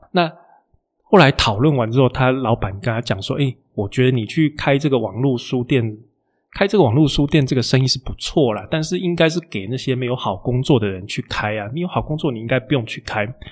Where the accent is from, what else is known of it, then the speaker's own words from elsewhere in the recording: Taiwan; 我们台湾人